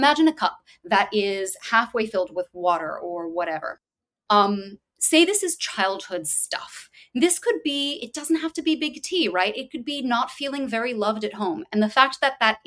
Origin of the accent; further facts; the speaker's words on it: Louisville, Kentucky, United States; I'm from Louisville, Kentucky. I went to a place called Walden Theater, now Commonwealth Theater Center